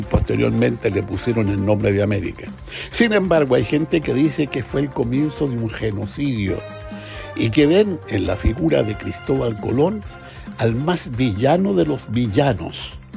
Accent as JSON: {"language": "Spanish", "country": "Chile", "said": "soy chileno, sobre todo porque vi, porque viví y sentí lo que significó la dictadura"}